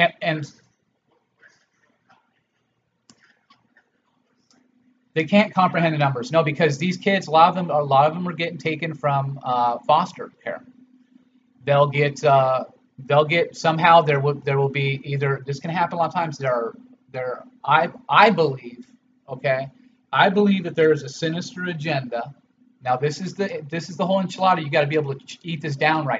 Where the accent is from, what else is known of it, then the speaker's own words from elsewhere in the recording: Los Angeles, California, United States; I grew up in Los Angeles